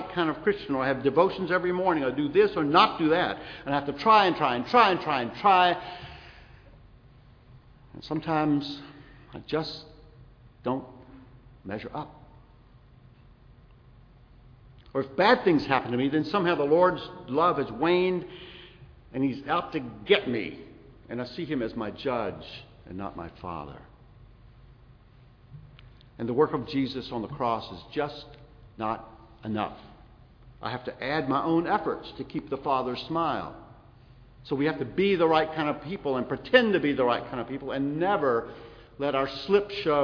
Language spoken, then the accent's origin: English; South Carolina, United States; moved away; also born or lived in Kosciusko, Mississippi / Montgomery, Alabama; I was born in Kosciuszko, way up the road. Raised in South Carolina.